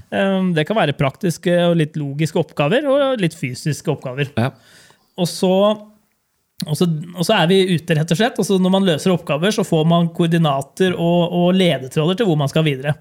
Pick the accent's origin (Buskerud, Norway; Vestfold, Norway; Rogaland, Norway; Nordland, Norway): Buskerud, Norway; Hønefoss; vi kom fra Hønefoss.